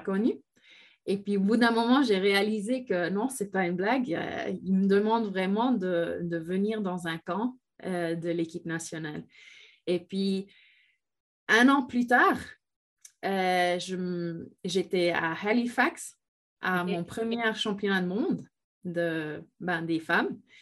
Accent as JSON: {"language": "French", "country": "Switzerland", "tie": "born or raised there", "said": "je viens de la Suisse pendant 13 ans."}